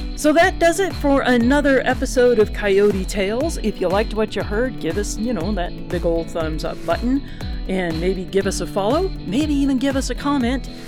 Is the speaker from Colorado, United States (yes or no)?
yes; Colorado, United States; I am from Colorado